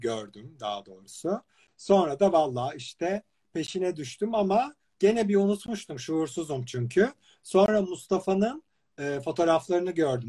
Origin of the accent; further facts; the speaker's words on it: İzmir, Turkey; ben de İzmirliyim